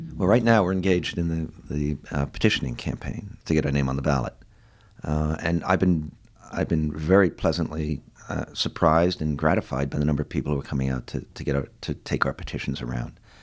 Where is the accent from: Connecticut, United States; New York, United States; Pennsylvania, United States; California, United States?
New York, United States; New York City; I grew up in the Ravenswood housings down in uh, Long Island City